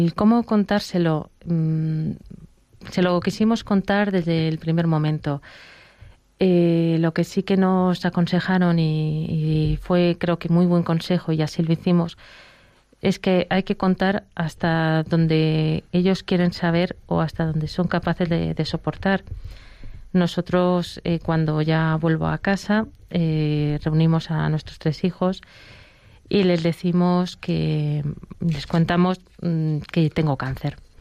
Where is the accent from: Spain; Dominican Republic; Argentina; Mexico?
Spain; Barcelona, Catalonia; now in Madrid, Spain; yo soy de Barcelona, vivo en Madrid